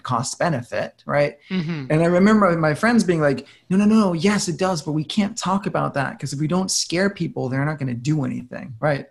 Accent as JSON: {"language": "English", "country": "Denmark", "tie": "born or raised there", "second_language": "English", "moved": "yes", "said": "I'm from Denmark"}